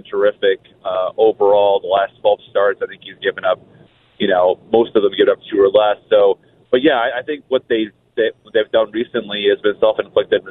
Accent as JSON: {"language": "English", "region": "Michigan outside Detroit", "country": "United States", "tie": "born or raised there", "also_born_or_lived": "Tampa, Florida", "moved": "as an adult", "lives_now": "Minnesota, United States", "said": "I came from Tampa the last 16 years, but I grew up in Michigan outside Detroit"}